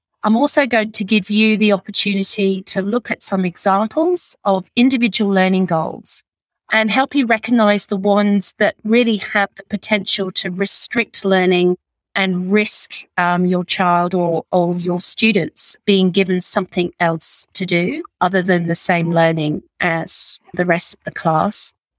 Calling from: Sydney, New South Wales, Australia; I'm joining you from the Northern Beaches in Sydney on the lands of the Gadigal people.

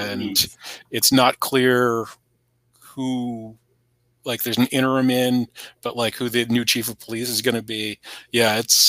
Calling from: Charlottesville, Virginia, United States; I'm in Charlottesville, Virginia.

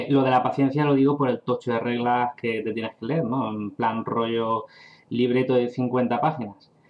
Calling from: Gandia, Valencian Community, Spain; Hola Javi y David … de Gandía, Valencia.

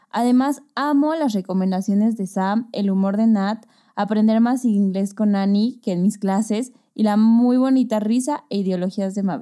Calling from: Toluca, State of Mexico, Mexico; Hace poco les escribí en Instagram sobre Epiphany. Soy de Toluca y me encanta su podcast

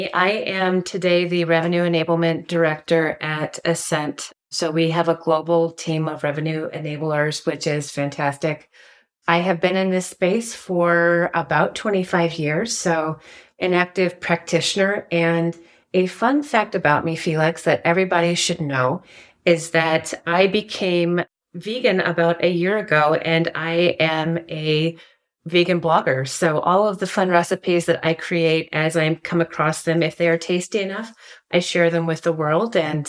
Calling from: Trinidad, Colorado, United States; I am dialing in from Southern Colorado. If you've ever heard of Trinidad, Colorado, it is about 20 miles north of the New Mexico border.

